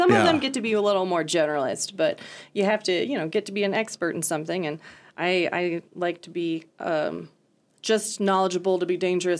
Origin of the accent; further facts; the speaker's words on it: Centerville, Iowa, United States; moved away as an adult; also born or lived in San Antonio, Texas; now in Chadron, United States; I am an Iowan. So I grew up in southern Iowa in a little town called Centerville.